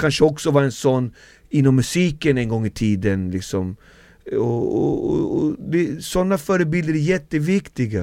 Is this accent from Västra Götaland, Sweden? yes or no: no; Alby, Stockholm County, Sweden; Jag bor kvar där jag är född, fostrad och uppvuxen